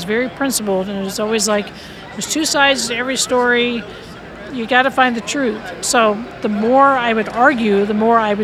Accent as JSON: {"language": "English", "region": "California", "country": "United States", "also_born_or_lived": "Michigan", "moved": "yes", "said": "I came from California."}